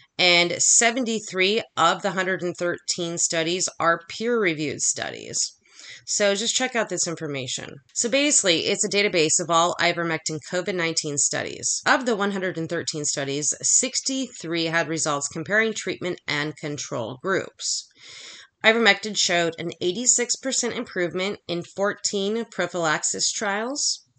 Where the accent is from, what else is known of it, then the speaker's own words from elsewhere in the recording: United States; I'm American